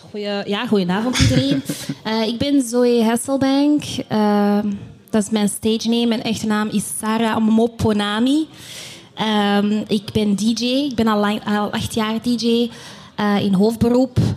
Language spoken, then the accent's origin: Dutch; DR Congo; now in Belgium; En um, als Congolees zijnde in België ben je op zoek naar jezelf.